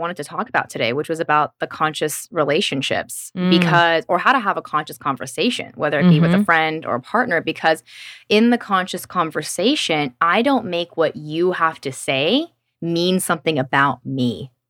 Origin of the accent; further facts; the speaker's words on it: Tennessee, United States; I'm from Tennessee, where I think that's more common. I'm from the South.